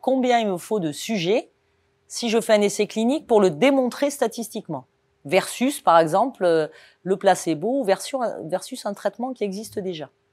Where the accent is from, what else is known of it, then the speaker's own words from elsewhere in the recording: Cannes, Provence-Alpes-Côte d'Azur, France; moved away as an adult; also born or lived in Toulon / Nice / Toulouse; je suis né à Cannes, sur la Côte d'Azur. Donc autant vous dire que euh, partir à Paris, euh, quand on est né à Cannes et qu'on a grandi face à la mer